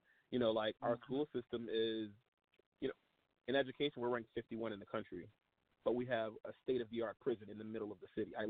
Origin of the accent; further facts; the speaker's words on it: New Orleans, Louisiana, United States; So I grew up in Louisiana. I was born in New Orleans. However, I was born in New Orleans in the Desire Ninth Ward neighborhood, directly in front of the Desire Project on the corner of High Chain Humanity